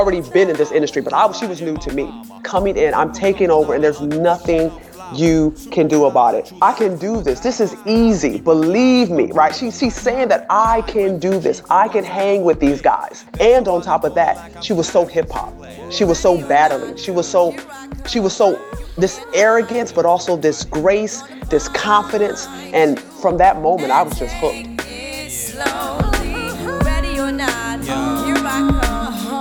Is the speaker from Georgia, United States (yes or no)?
no; Rochester, New York, United States; moved away; I'm originally from Rochester, New York